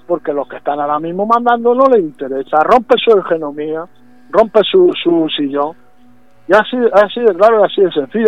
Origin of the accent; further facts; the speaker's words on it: Region of Murcia, Spain; de nuestro sureste español, de nuestra tierra